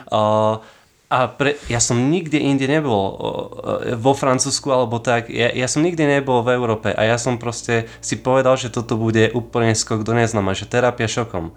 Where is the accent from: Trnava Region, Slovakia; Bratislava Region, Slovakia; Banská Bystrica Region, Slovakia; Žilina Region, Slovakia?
Žilina Region, Slovakia; Kysuce; ja som o, z Kisuc